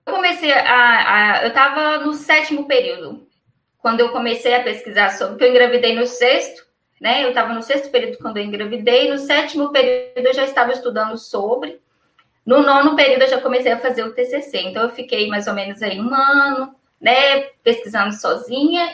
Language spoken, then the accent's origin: Portuguese; Ipatinga, Minas Gerais, Brazil; Eu sou de Patinga em Minas Gerais